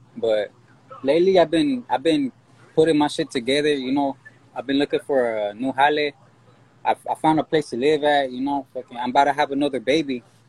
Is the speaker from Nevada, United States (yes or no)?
yes; Reno, Nevada, United States; I was born and raised in Reno, Nevada.